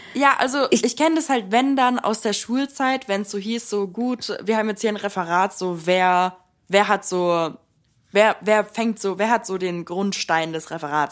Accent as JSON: {"language": "German", "town": "Stuttgart", "region": "Baden-Württemberg", "country": "Germany", "tie": "born or raised there", "also_born_or_lived": "Buenos Aires", "said": "ich bin, wie gesagt, in Stuttgart aufgewachsen"}